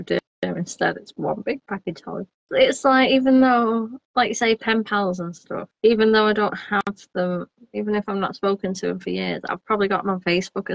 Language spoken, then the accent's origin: English; Bury, North West England, United Kingdom; I'm from Berry